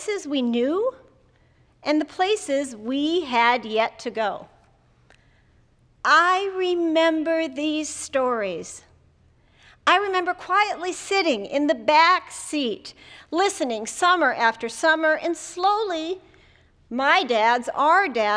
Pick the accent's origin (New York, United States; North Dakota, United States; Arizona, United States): North Dakota, United States; Jamestown; When I was a child growing up in Jamestown, North Dakota